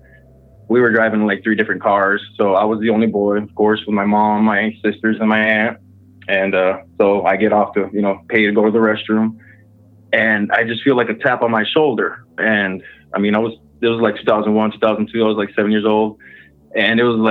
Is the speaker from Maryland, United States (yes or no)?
no; Texas, United States; moved away as an adult; now in Michigan, United States; I'm originally from Texas, but I moved up here in Michigan a couple years ago